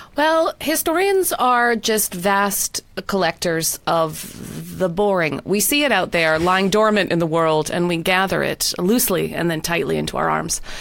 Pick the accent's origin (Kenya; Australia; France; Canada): Canada; Winnipeg, Manitoba; moved away as an adult; also born or lived in London, United Kingdom; now in North Carolina, United States; my hometown of Winnipeg